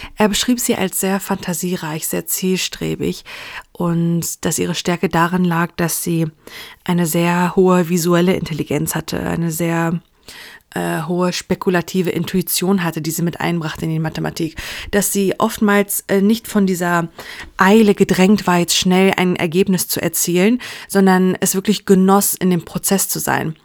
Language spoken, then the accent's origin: German; Iran; als Frau, als Iranerin